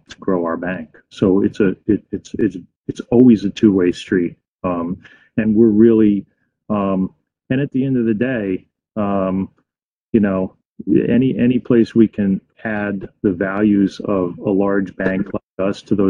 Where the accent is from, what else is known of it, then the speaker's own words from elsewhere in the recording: Fairfield County, Connecticut, United States; I grew up in Fairfield County